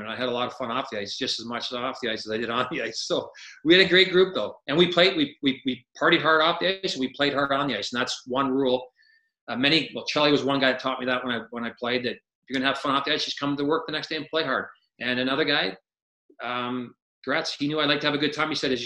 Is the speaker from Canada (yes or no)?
yes; Barrie, Ontario, Canada; moved away; I'm not from a small town, but I'm from Barrie. And when I left Barrie, it was like 27,000 people.